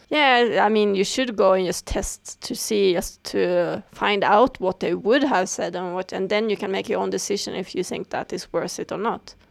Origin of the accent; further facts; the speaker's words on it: Sweden; I was born in Sweden